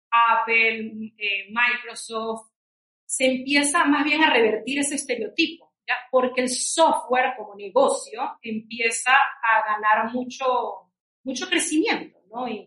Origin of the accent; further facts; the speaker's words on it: Venezuela; moved away as an adult; also born or lived in New York; now in Peru; nosotros somos venezolanos, mi esposo y yo, eh, y nos conocimos en Nueva York con los que son ahora nuestros socios de laboratoria. Y la historia larga hecha corta es que mi esposo y yo nos vinimos a Perú por mi trabajo